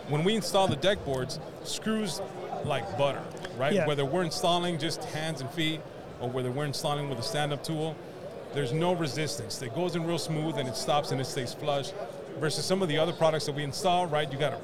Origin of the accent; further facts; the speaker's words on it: West Coast, United States; So we're originally from the West Coast, and we didn't learn about this till 3 years ago when we moved to the East Coast.